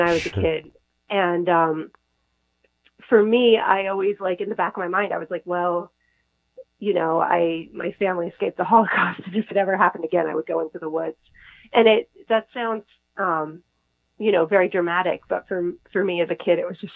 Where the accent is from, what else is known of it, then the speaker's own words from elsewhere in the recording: Northern California, United States; moved away; also born or lived in Norway; most of my childhood was in Northern California